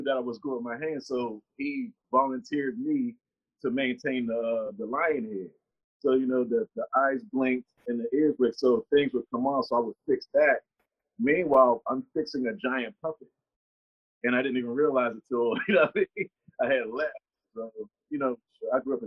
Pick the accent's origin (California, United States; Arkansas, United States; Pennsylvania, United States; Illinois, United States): Pennsylvania, United States; Pittsburgh; moved away; It was part of an artist collective called Bridge Spotters at my hometown of Pittsburgh, PA.